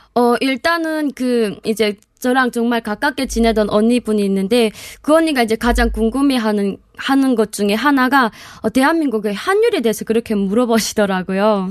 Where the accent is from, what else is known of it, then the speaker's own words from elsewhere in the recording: Hyesan, Ryanggang, North Korea; moved away as an adult; now in South Korea; 저희 고향은 양강도 해산입니다.